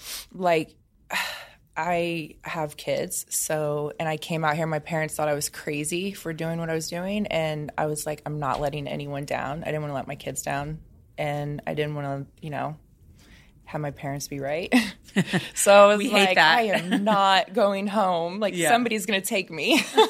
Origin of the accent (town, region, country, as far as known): Indiana, United States; now in Los Angeles, United States